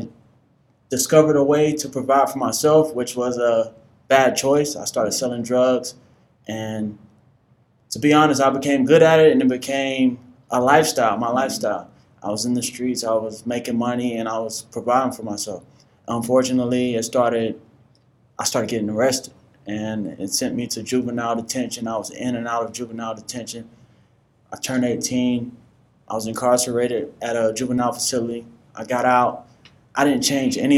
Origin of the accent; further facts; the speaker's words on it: Northwest Florida, United States; also born or lived in Washington, D.C.; I was born in Washington, D.C., and unfortunately, my mom died when I was one, and I relocated to Northwest Florida with my great aunt